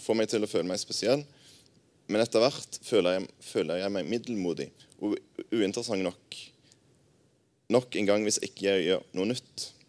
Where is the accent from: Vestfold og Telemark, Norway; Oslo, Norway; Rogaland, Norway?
Rogaland, Norway; Jæren; moved away as an adult; now in Arna, Norway; Jeg er jærbu